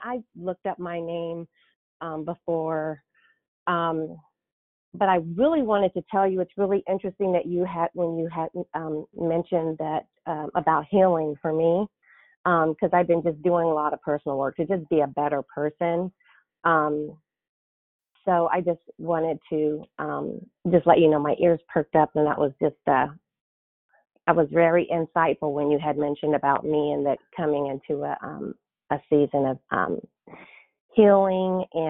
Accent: California, United States; I grew up in the San Francisco Bay Area, and as a child, Pierre was always someone cool.

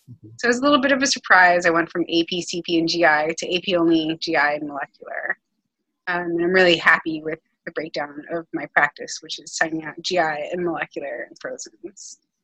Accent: Miami, Florida, United States; moved away as an adult; now in New York City, United States; I've only lived in Miami and New York City

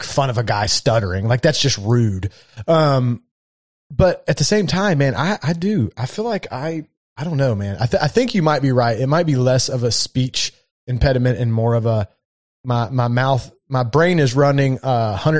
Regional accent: Kentucky, United States; I'm from Kentucky

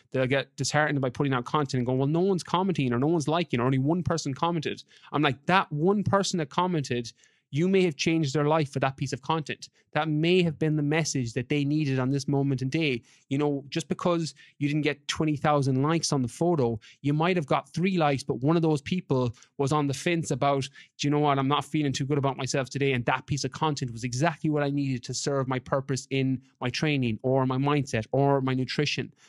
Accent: west of Ireland, Ireland; moved away as an adult; I'm from Ireland originally, from, from the West.

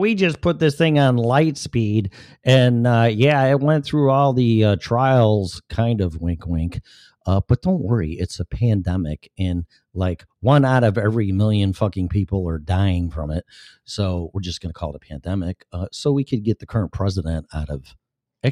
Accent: Illinois, United States; my home state of Illinois

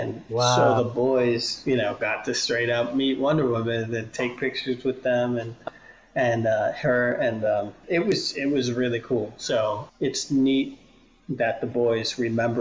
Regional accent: Boston, Massachusetts, United States; I'm from Boston, so if I hear a Boston accent in space, I have a problem with it

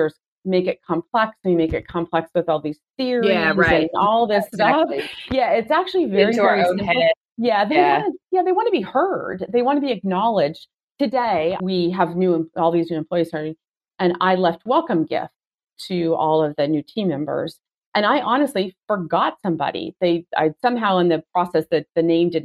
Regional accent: Seattle, Washington, United States; I'm from Seattle

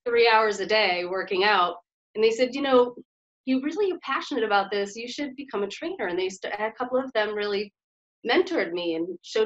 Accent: Bingham, Maine, United States; moved away as an adult; also born or lived in New York City; now in New York, United States; I grew up in Maine in a really small town up on a mountain. Which town? Bingham, Maine.

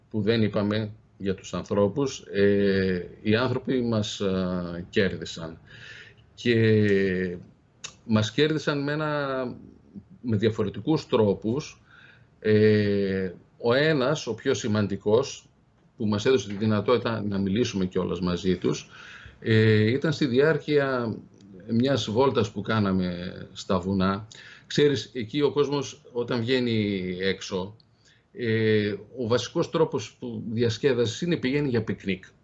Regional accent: Greece; από πού είστε, από την Ελλάδα.

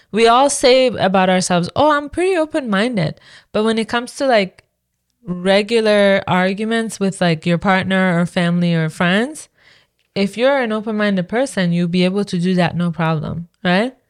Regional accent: Iran; now in Canada; It wasn't what I was used to from Iran

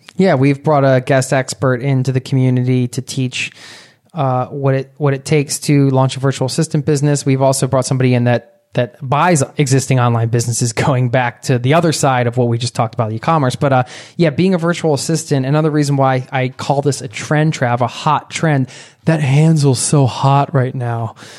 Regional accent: Philadelphia, Pennsylvania, United States; I grew up outside of Philadelphia

